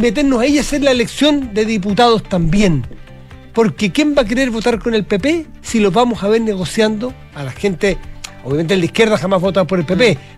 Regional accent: San Felipe, Valparaíso, Chile; moved away; en mi tierra

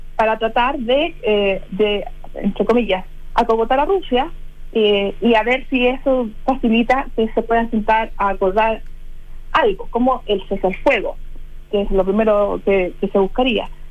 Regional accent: Chile; como chilenos

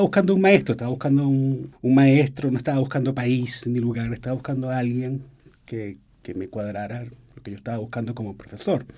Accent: Venezuela; yo soy venezolano

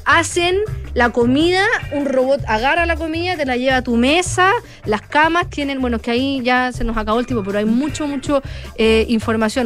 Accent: Chile

